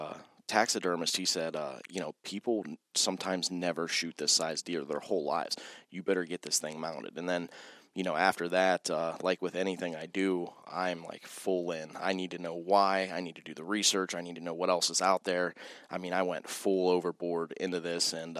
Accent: Austintown, Ohio, United States; also born or lived in Youngstown; I'm from Youngstown, born and raised, we'll talk technically Austintown

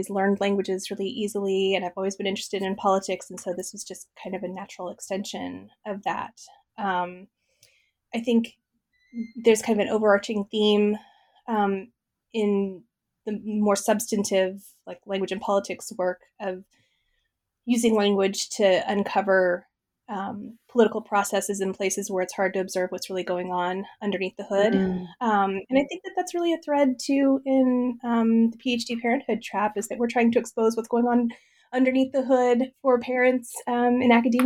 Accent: Midwest, United States; I grew up in the Midwest, in a farm family

